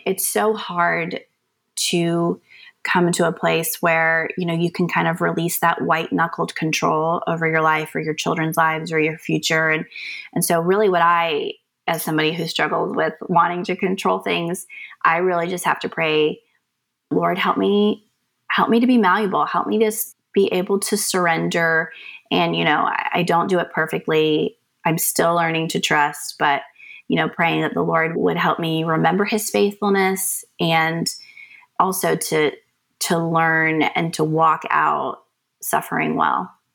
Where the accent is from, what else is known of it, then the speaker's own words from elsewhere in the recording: North Carolina, United States; I am from North Carolina, I am from a very large family